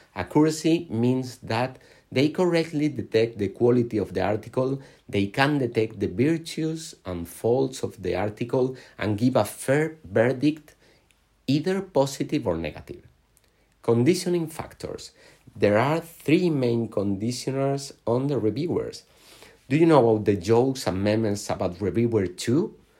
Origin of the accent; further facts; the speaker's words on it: Alicante, Valencian Community, Spain; I was born in Alicante in, on the Mediterranean coast of Spain